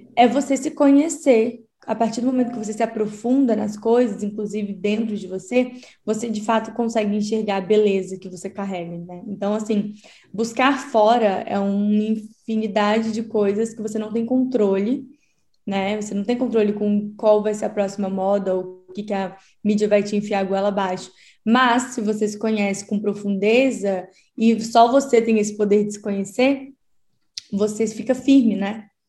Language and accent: Portuguese; Espírito Santo, Brazil; now in São Paulo, Brazil; Eu sou do Espírito Santo, mas atualmente eu moro em São Paulo